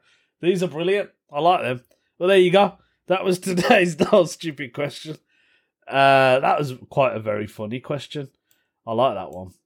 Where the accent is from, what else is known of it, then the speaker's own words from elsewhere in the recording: United Kingdom; I'm Indian, British Indian